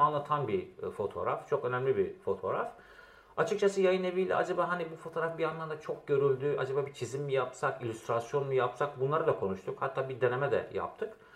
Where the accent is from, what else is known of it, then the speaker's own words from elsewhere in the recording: Diyarbakır, Diyarbakır Province, Turkey; moved away as an adult; also born or lived in Izmir / Istanbul; Diyarbakır'da doğdum, büyüdüm.